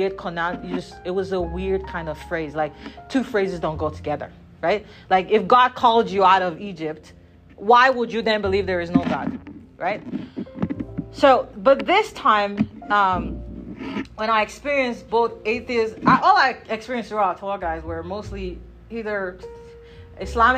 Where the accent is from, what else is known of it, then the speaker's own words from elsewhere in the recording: Nigeria; moved away; I come from Nigeria.